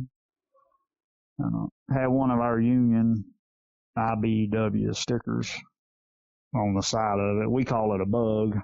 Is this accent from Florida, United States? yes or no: yes; Yulee, Florida, United States; Yulee, my hometown I grew up